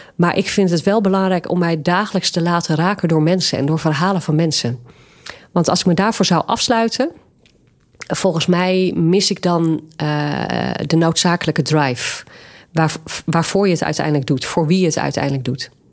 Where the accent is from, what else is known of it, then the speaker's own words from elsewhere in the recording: Nieuw-Vennep, North Holland, Netherlands; mijn kinderjaren heb ik doorgebracht in Nieuw-Vennep